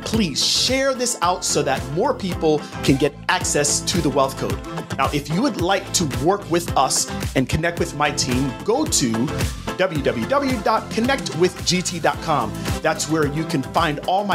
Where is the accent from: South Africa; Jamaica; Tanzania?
Jamaica; now in United States; I'm originally from Jamaica